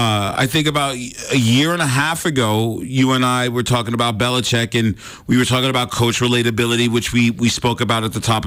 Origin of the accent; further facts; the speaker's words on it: East Coast, United States; now in Montana, United States; Growing up on the East Coast